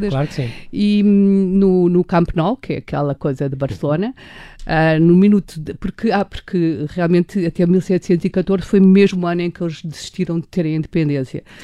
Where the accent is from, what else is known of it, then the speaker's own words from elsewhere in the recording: Lisbon, Portugal; Nasci em Lisboa, os sim. Os pais são, são espanhóis.